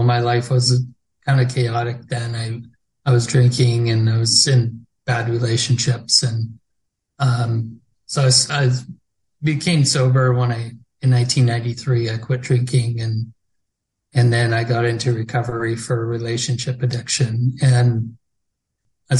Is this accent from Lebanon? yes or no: no; Peace River, Alberta, Canada; also born or lived in Hanna, Alberta; I was adopted and grew up in Peace River until I was 18.